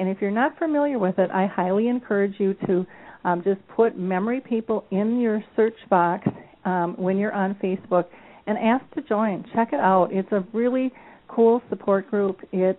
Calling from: Minnesota, United States; I'm calling in from Minnesota, and it's absolutely gorgeous here today.

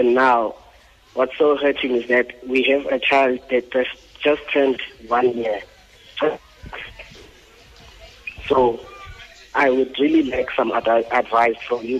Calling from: Benoni, Gauteng, South Africa; I'm good, thanks. I'm Anonymous from Binoni.

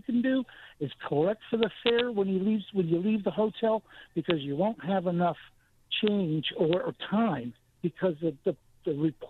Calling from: Taylors, South Carolina, United States; Hi, Bobby, and I'm from Taylor's, your neck of the woods.

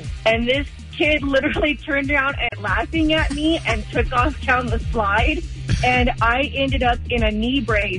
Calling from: Hemet, California, United States; I'm … from Hemet.

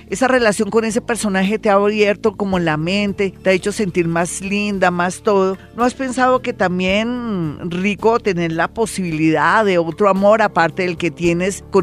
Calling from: Barcelona, Catalonia, Spain; Florita, buenos días, te salí de Barcelona

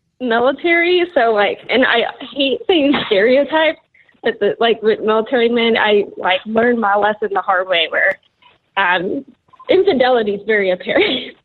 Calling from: Kansas City, Missouri, United States; Kansas City, Missouri.

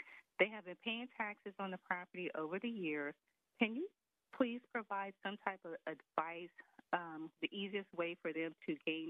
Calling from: Washington, District of Columbia, United States; I'm calling from Washington, D.C.

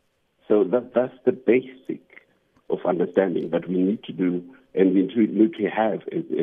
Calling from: Cape Town, Western Cape, South Africa; I'm calling from Cape Town now.

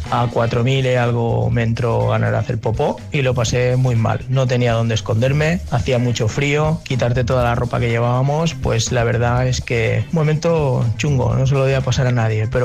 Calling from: Xàtiva, Valencian Community, Spain; de Xativa.

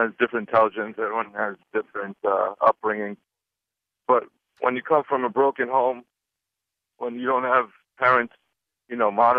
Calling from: Lloyd Harbor, New York, United States; Lloyd Harbor in New York.

